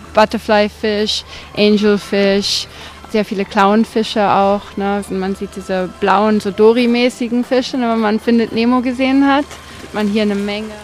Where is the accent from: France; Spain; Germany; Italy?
Spain; moved away as an adult; also born or lived in Austria; now in Maldives; meine Mutter ist Deutsche, mein Vater ist Spanien. Wir sind in Spanien halt aufgewachsen.